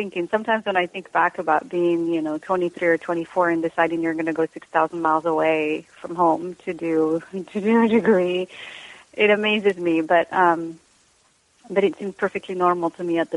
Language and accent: English; Rabat, Rabat-Salé-Kénitra, Morocco; first language Moroccan Arabic; English is a second language; moved away as an adult; also born or lived in England / London; now in Los Angeles, United States; I was born and raised in Morocco.